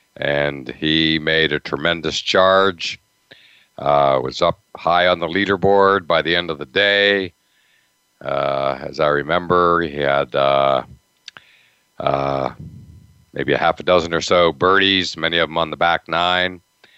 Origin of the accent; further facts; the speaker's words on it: Altoona, Pennsylvania, United States; I'm from Western Pennsylvania, about an hour from Latrobe, where Arnold grew up. I grew up in Altoona, a little bit to the east.